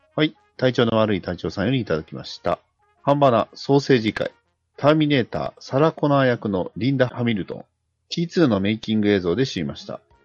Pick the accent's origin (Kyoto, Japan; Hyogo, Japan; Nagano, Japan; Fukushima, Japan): Hyogo, Japan; Kobe; 地元、地元神戸ですからね